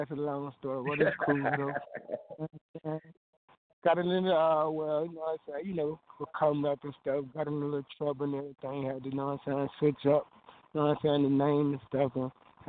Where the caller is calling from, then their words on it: Kissimmee, Florida, United States; We're calling in from North Kissimmee, Florida right now.